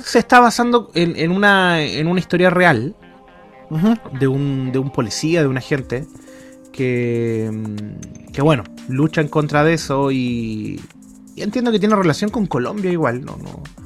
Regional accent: Tocopilla, Antofagasta, Chile; Desde niño, desde cabro chico. Desde Tocopilla

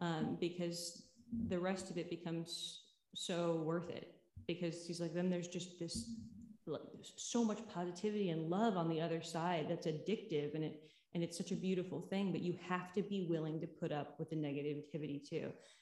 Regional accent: New York City, New York, United States; also born or lived in Connecticut; now in Cleveland, United States; So I was born in Connecticut. I was raised between New York City and Cleveland, Ohio. And then I went to school outside of Philadelphia, went to college in Massachusetts, then went back to New York, then went to LA. Then now I'm back in Cleveland

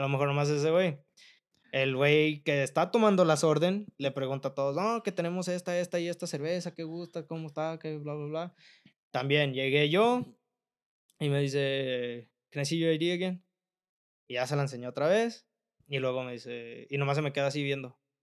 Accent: Mexico; now in United States; yo la neta sí soy bien pinche orgulloso de ser mexicano

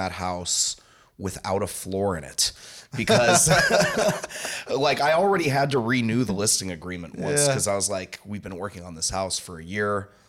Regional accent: San Jose, California, United States; also born or lived in Texas / Santa Clara / Santa Cruz; So I'm from San Jose. I've lived most of my life in San Jose, Santa Clara, Santa Cruz, or somewhere in between there.

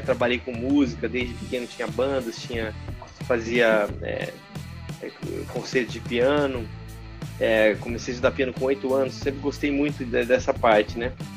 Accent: Londrina, Paraná, Brazil; moved away as an adult; also born or lived in Rio de Janeiro; eu nasci em Londrina, no Paraná

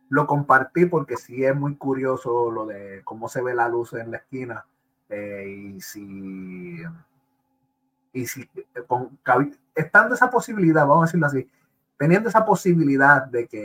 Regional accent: Puerto Rico; pues yo soy de, yo soy de Puerto Rico y es bien común ver transformadores explotando.

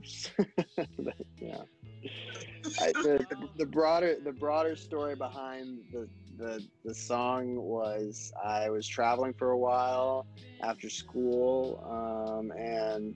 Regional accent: Miami, Florida, United States; moved away; I'm also from Miami originally

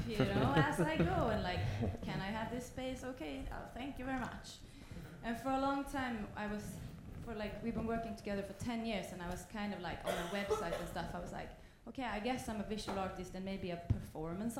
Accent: Sweden; I'm also from Sweden

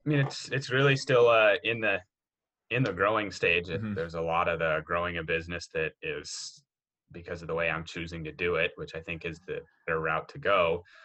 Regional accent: Southeast Idaho, United States; also born or lived in Oregon; So I grew up in Southeast Idaho in a little rural farming community there. I was actually born in Oregon, but we moved there when I was three. So that's, you know, all of my memories are from there growing up. I was homeschooled

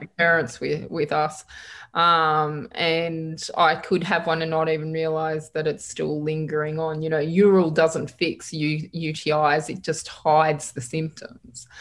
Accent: Geelong, Victoria, Australia; also born or lived in Perth; now in Victoria, Australia; I was born in Geelong

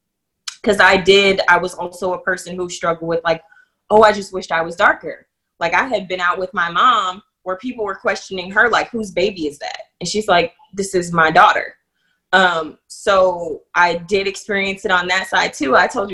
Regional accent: Boston, Massachusetts, United States; I grew up in Boston, Massachusetts. So when I came down here and started saying y'all and finna and stuff like

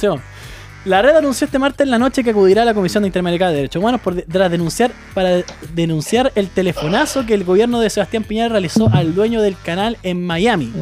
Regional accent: Chile; somos los chilenos

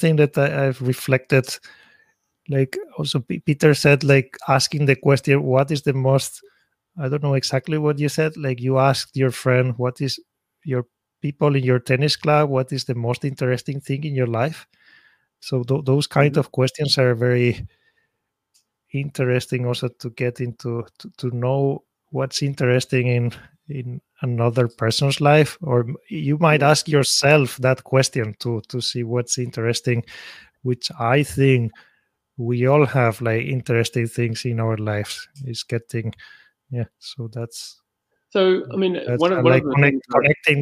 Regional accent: Spain; moved away as an adult; now in Tokyo, Japan; I'm originally from Spain

